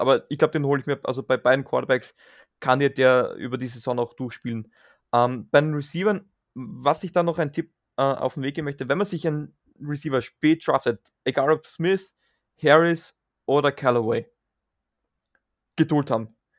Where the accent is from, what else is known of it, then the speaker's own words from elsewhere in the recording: Graz, Styria, Austria; wie man bei uns in Graz sagt